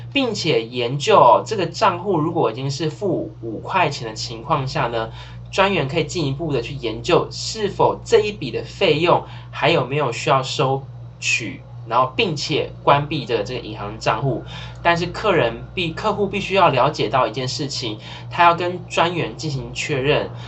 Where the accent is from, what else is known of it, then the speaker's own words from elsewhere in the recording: Taiwan; 身为台湾人